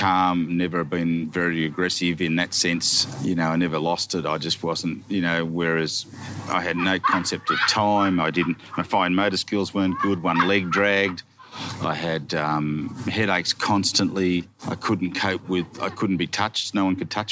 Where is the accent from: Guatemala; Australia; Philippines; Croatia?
Australia; Gunning, New South Wales; I come from Gunning, satellite city of the universe.